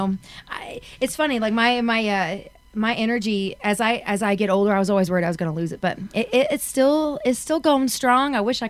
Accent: Texas, United States; I'm from Texas

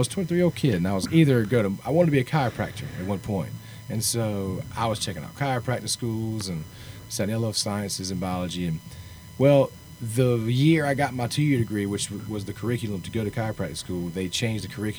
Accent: Sumter, South Carolina, United States; moved away as an adult; now in Nashville, United States; Originally, Sumter, South Carolina.

